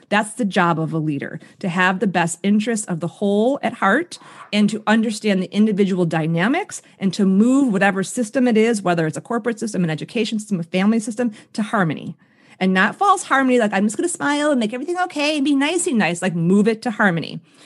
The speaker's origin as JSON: {"language": "English", "town": "Chicago", "region": "Illinois", "country": "United States", "tie": "born or raised there", "said": "I grew up on the South Side of Chicago"}